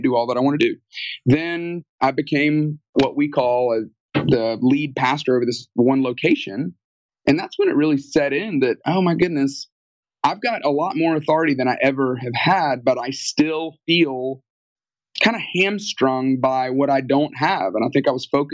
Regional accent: Tuscaloosa, Alabama, United States; moved away as an adult; also born or lived in Atlanta, Georgia; I grew up in Alabama, Tuscaloosa, Alabama, home of the University of Alabama

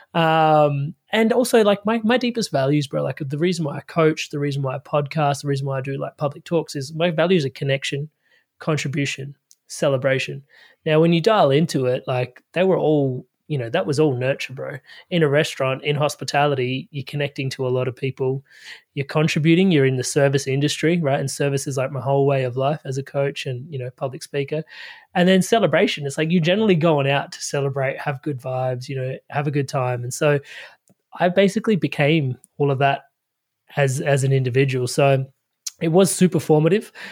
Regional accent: Adelaide, South Australia, Australia; I, I grew up in Adelaide, Australia

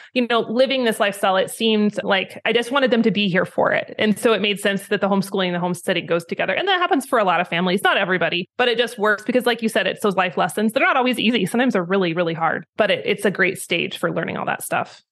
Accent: Idaho, United States; moved away as an adult; also born or lived in Wyoming; I was raised in Idaho, and then I moved to Wyoming when I was eighteen to go to college

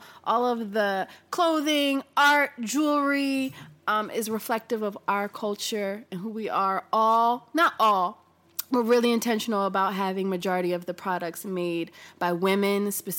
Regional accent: Philadelphia, Pennsylvania, United States; also born or lived in Hawaii; I was born in Hawaii, raised in a super strange, interesting, loving family in Philadelphia.

